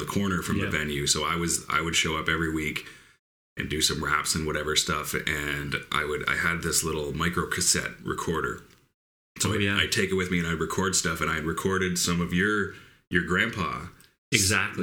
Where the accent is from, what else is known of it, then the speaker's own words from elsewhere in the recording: between Kingston and Tamworth, Ontario, Canada; also born or lived in Toronto, Ontario; I grew up almost halfway between Kingston and Tamworth